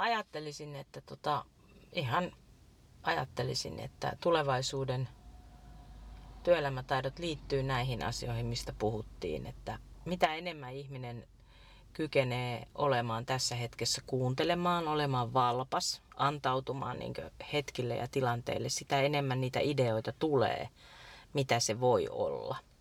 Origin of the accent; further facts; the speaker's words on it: Iijoki river valley, North Ostrobothnia, Finland; mä oon syntynyt Iijokivarissa semmoiseen vanhaan rintamamiestaloon